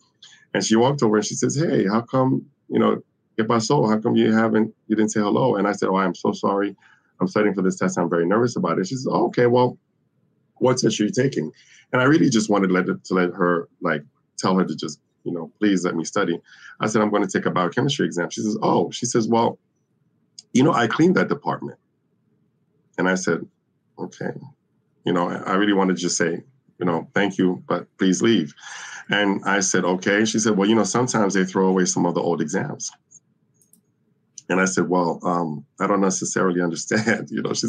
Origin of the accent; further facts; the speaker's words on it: New York, United States; also born or lived in Brazil / Caribbean; I was born in Latin America. I was born in the Caribbean. I am of Dominican and Haitian descent. I was raised in New York and in Brazil.